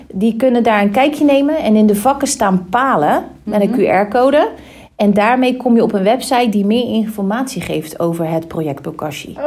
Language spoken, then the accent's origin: Dutch; Rotterdam, South Holland, Netherlands; ons als Rotterdammer